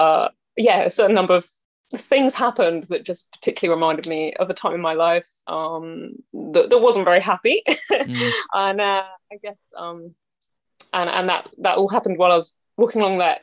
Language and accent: English; North Somerset, South West England, United Kingdom; also born or lived in Bristol / Weston-super-Mare / Yatton / Nailsea; I was born in St. Michael's in Bristol. And then I grew up in kind of North Somerset area. I didn't actually live in Bristol until I was 18.